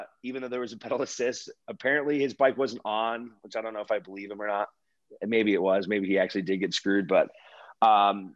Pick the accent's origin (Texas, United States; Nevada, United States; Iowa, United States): Nevada, United States; Incline Village; I grew up in Incline Village